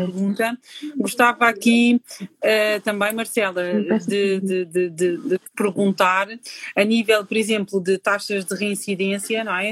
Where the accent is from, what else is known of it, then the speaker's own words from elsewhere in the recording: Portugal; eu sou aqui de Portugal